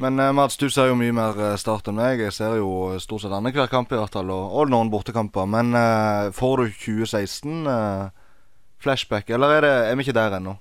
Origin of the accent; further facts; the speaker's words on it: Egersund, Rogaland, Norway; Jeg er fra Egersund